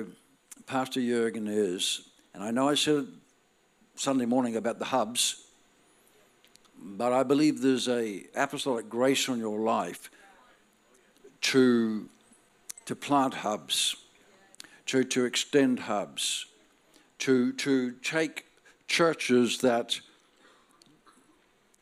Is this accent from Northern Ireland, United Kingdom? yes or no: yes; Northern Ireland, United Kingdom; now in Australia; I'm born in Northern Ireland. That makes me Irish.